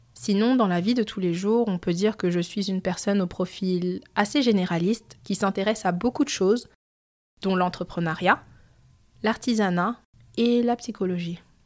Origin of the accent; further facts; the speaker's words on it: France; moved away as an adult; now in Montreal, Canada; je suis née en France, j'ai grandi en France et je suis d'origine cambodgienne et chinoise